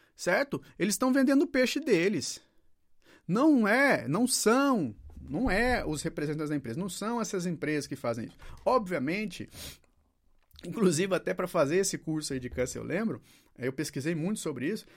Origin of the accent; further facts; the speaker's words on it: Brazil; Eu tenho um país chamado Brasil